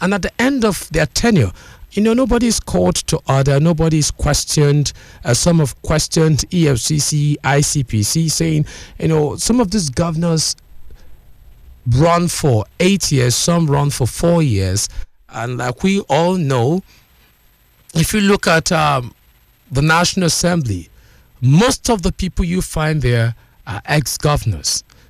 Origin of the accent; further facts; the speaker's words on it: Nigeria; being a Nigerian, now we'll be having this discussion together this morning.